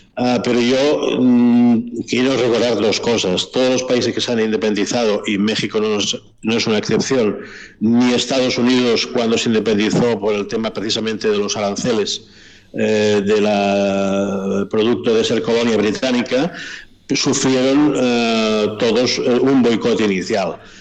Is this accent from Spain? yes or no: yes; Spain; yo soy de origen español, ah, mi cultura ha sido castellana de nacimiento